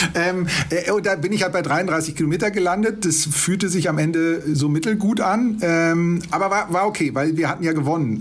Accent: Ruhr area, North Rhine-Westphalia, Germany; now in Munich, Germany; Ich komme gebürtig aus dem Ruhrgebiet.

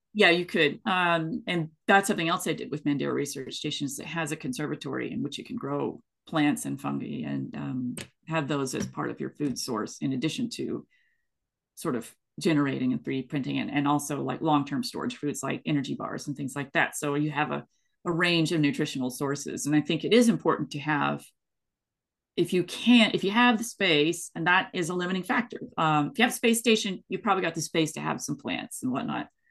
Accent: East Tennessee, United States; moved away as an adult; also born or lived in West Coast US; I grew up in East Tennessee, and I've had biscuits and gravy my entire life.

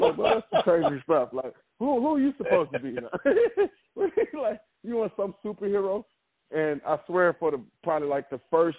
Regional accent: Richmond, Virginia, United States; I'm from Richmond, Virginia.

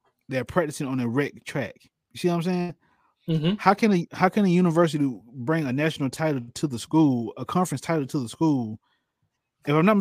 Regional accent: Albany, Georgia, United States; My hometown, they shared Hugh Mills Stadium with all the high schools

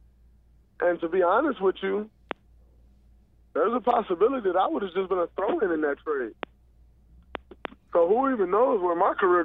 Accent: Saginaw, Michigan, United States; moved away; growing up in Saginaw

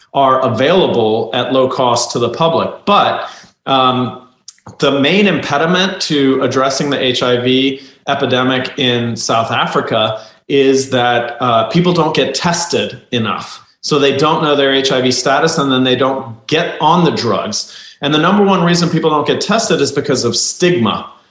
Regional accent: Turkey; moved away; I'm from Turkey originally

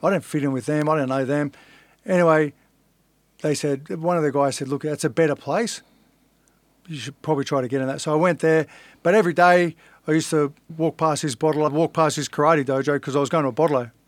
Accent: Sydney, New South Wales, Australia; also born or lived in Inner West, Sydney; I grew up in Fairlight, which is a suburb

